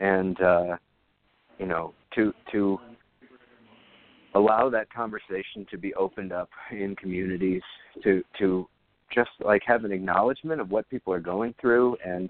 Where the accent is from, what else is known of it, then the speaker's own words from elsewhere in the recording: Iowa, United States; moved away as an adult; now in New York, United States; I'm from Iowa, when I go home to Iowa, sometimes I run into past classmates who are veterans